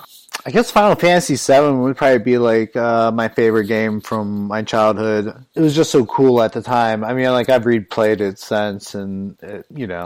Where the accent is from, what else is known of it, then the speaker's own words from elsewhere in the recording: Pittsburgh, Pennsylvania, United States; No, Tyler's from Toronto and I'm from Pittsburgh.